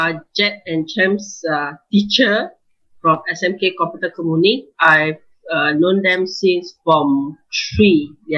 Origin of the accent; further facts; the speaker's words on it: Kedah, Malaysia; now in Kuala Lumpur, Malaysia; I'm from Kedah, and I grew up there, and moved down to KL